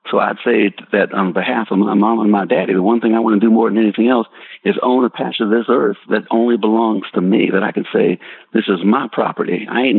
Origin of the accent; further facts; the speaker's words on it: Spartanburg, South Carolina, United States; You know, where I grew up in Spartanburg, South Carolina, my mama talking about a high country